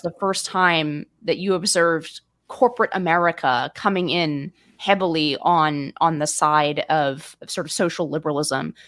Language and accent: English; California, United States; I'm a Californian